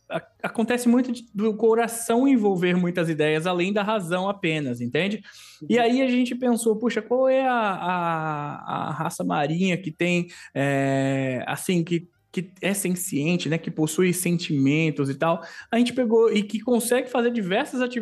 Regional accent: Maceió, Alagoas, Brazil; born there; Sou nascido em Maceió, Lagoas, Terra das Águas, lugar lindo.

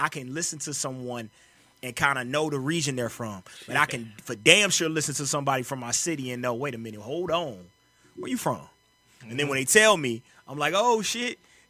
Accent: St. Louis, Missouri, United States; I'm from the Lou.

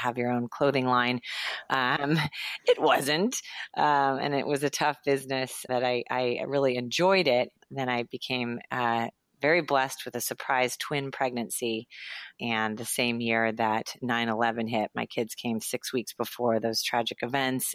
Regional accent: Los Angeles, California, United States; I grew up in Los Angeles, went to UCLA

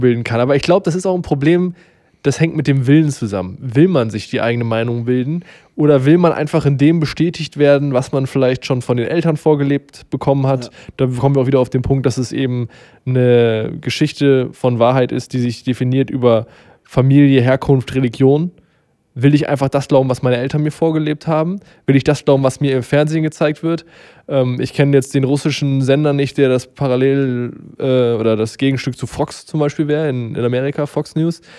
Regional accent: Germany

